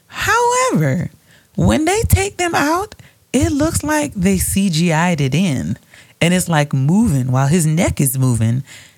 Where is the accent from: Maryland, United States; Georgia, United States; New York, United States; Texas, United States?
Georgia, United States; Atlanta; I'm from Atlanta.